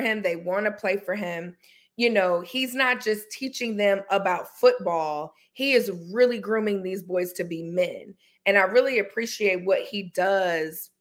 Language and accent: English; North Carolina, United States; I'm from North Carolina